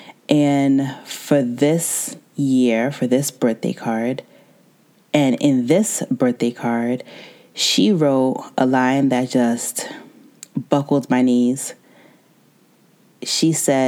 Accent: United States; I was born and raised in America

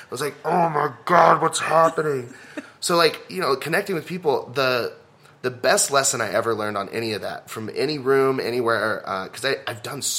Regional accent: Southlake, Texas, United States; So I was like, oh, I grew up in Southlake. I speak rich

